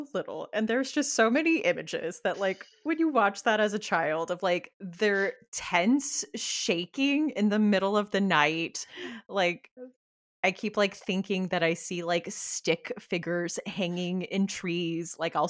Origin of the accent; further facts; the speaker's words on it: Murrieta, California, United States; moved away; where I'm originally from Southern California and like Temecula, which is like the town next to Murrieta, which is where I grew up.